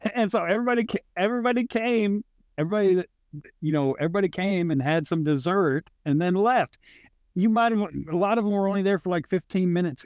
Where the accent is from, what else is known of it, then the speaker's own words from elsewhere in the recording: California, United States; now in Arkansas, United States; I grew up with you in Ar- in California